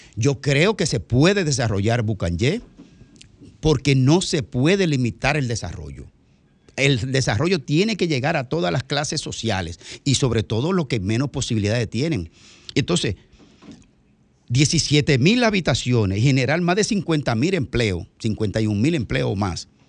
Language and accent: Spanish; Bahoruco, Dominican Republic; Yo que soy de la línea fronteriza también